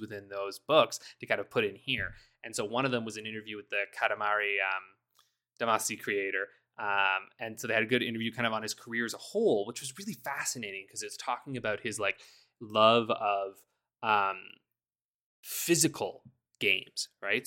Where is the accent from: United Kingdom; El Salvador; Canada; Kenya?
Canada; I'm Canadian